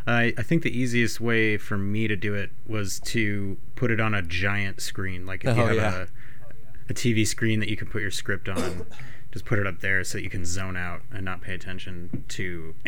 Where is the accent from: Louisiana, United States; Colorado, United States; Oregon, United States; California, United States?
Colorado, United States; Fort Collins; also born or lived in Pennsylvania; I am from Colorado. I was born in Fort Collins.